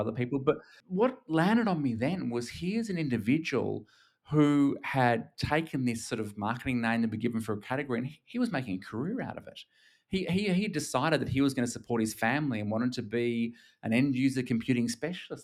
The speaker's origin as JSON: {"language": "English", "country": "Australia", "accent": "Australian", "moved": "yes", "lives_now": "Singapore", "said": "I'm actually Australian. I'm based in Singapore nowadays, but Australian"}